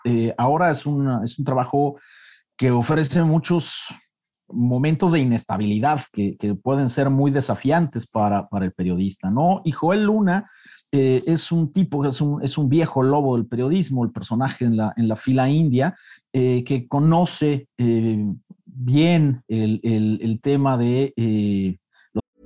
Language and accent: Spanish; Mexico; los mexicanos